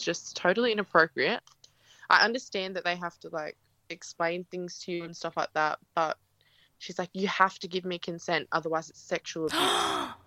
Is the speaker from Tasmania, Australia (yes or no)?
no; Gerringong, New South Wales, Australia; I'm from Gerringong, New South Wales